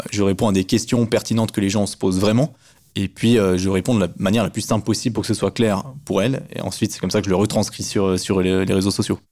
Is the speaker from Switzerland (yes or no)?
yes; Switzerland; on voit bien que je suis suisse